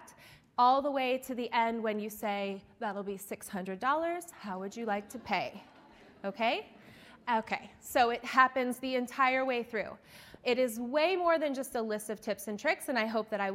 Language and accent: English; Eastern Shore of Maryland, United States; I am from the Eastern Shore of Maryland